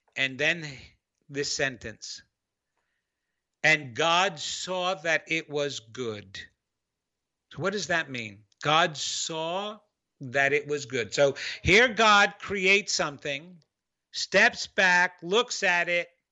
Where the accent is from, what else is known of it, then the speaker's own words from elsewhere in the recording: New York, United States; accent: New York; that was my New York accent